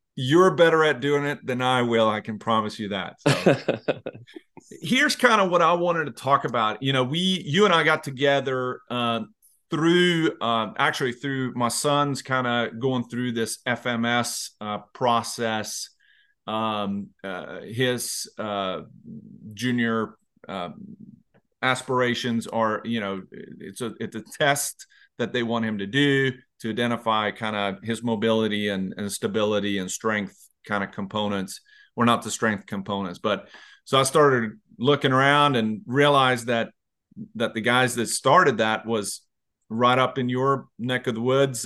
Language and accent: English; Sweden; now in Virginia, United States; I'm originally from Sweden, but I came to the U S nineteen ninety-three